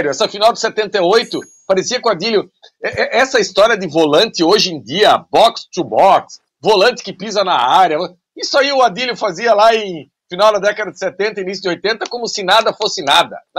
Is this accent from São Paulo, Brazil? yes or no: no; Rio de Janeiro, Brazil; now in Nova Friburgo, Brazil; Sou, sou carioca, mas moro em Friburgo.